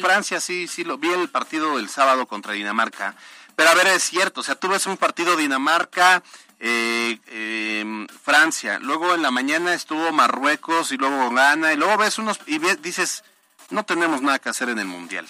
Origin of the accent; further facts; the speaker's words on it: Mexico; yo soy mexicano y quiero mi país